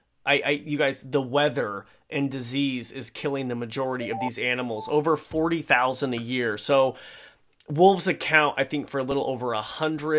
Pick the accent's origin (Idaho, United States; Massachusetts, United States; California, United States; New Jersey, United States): Idaho, United States; I'm from Idaho, so we say Coyote